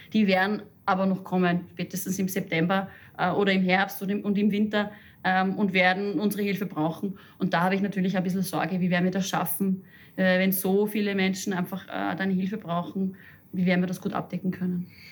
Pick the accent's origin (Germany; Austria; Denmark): Austria; Upper Austria; moved away; Ich komme aus Oberösterreich und fahre oft zu meinen Eltern nach Hause aufs Land.